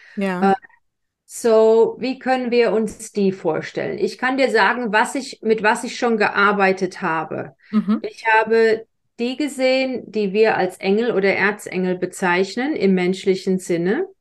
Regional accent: Germany; ich bin in Deutschland groß geworden, katholisch

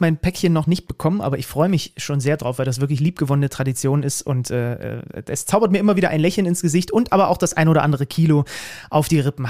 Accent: Saxony, Germany; moved away; Ich komme aus dem, aus, aus dem Ursprungsland des Schwibbogens.

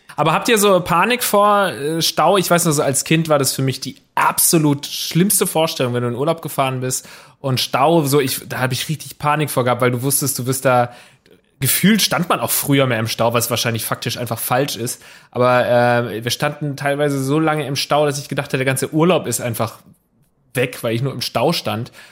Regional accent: Southern Germany, Germany; now in Hamburg, Germany; ich komme aus Süddeutschland

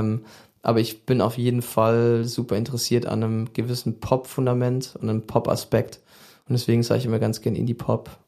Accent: Biberach, Baden-Württemberg, Germany; moved away as an adult; also born or lived in Switzerland; now in Berlin, Germany; ich bin ja im Süden groß geworden in der Schweiz und in Süddeutschland geboren und auch dann da Großteil der Schule gemacht

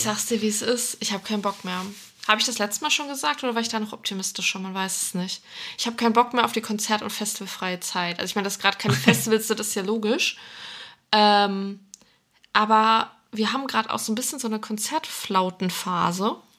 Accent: North Rhine-Westphalia, Germany; now in Cologne, Germany; ich komme von, von Grund auf auch aus NRW

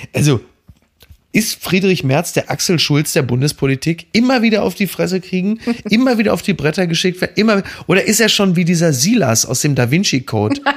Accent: Castrop-Rauxel, North Rhine-Westphalia, Germany; ich komme aus Castrop-Rauxel

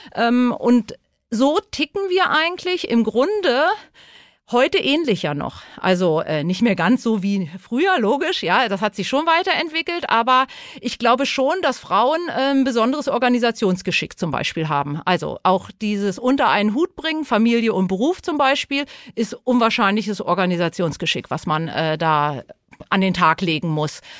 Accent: Lower Saxony, Germany; moved away as an adult; also born or lived in Hesse; Ich komme ursprünglich aus Niedersachsen

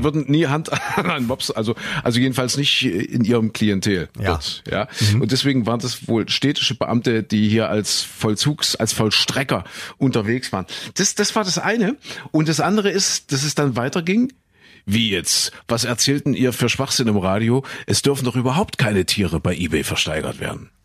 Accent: East Germany, Germany; Ich bin ja äh, im Osten aufgewachsen

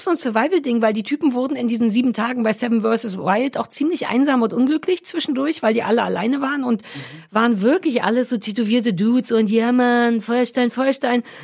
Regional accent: Baden-Württemberg, Germany; Das ist ja auch weg und ich bin Schwäbin.

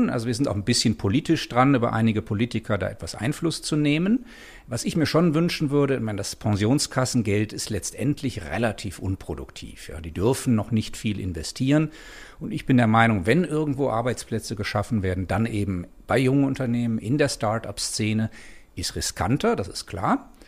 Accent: Germany; Ich bin ursprünglich Deutscher, wie man hört, und da ist alles natürlich ein bisschen schneller

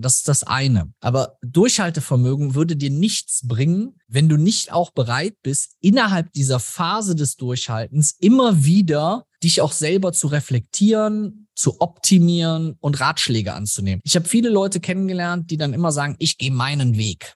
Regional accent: Germany; bei uns in Deutschland

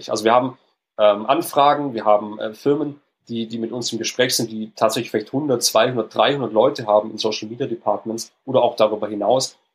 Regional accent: Stuttgart, Baden-Württemberg, Germany; Die beiden Founders, also einmal mein, mein Co-Founder, der Eugen und ich, wir kommen beide aus Stuttgart.

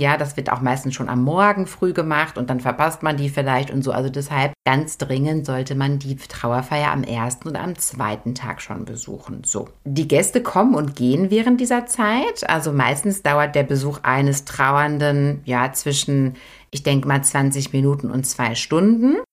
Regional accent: Germany; bei uns in Deutschland

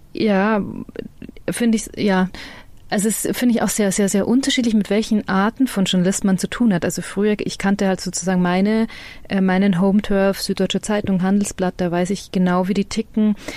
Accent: Freilassing, Bavaria, Germany; accent: Bavarian; moved away; ich bin ja in der Grenzregion aufgewachsen, das ist ja vorher kurz gesagt, Freilastin

